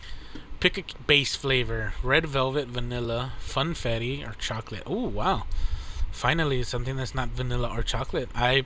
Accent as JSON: {"language": "English", "region": "Texas", "country": "United States", "said": "I'm not from California. I'm from Texas."}